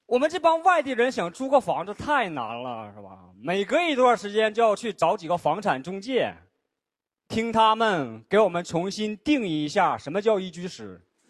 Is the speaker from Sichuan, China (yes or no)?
no; Shenyang, Liaoning, China; now in Beijing, China; 我是沈阳人，现在在北京生活。就作为一个外地人